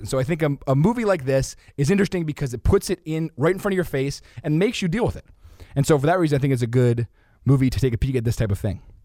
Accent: United States; I'm from America

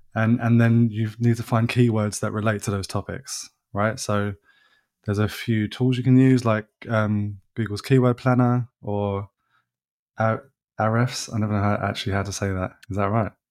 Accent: England, United Kingdom; They know I'm English

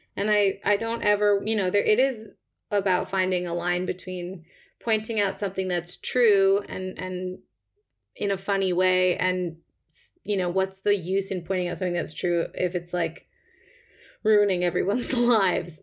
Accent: Toronto, Ontario, Canada; moved away as an adult; now in London, United Kingdom; I'm from Toronto originally. I've been living in the U K on and off for my whole twenties

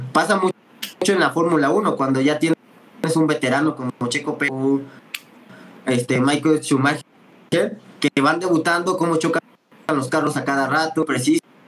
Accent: Mexico; como buen mexicano

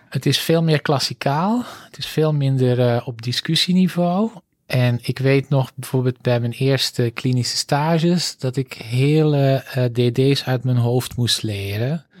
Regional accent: Antwerp, Flanders, Belgium; accent: zuidelijke tongval; moved away as an adult; also born or lived in Groningen / Utrecht; now in Netherlands; Ik ben opgegroeid in Antwerpen

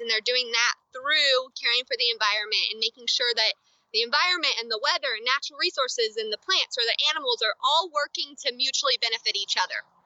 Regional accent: United States; as American citizens

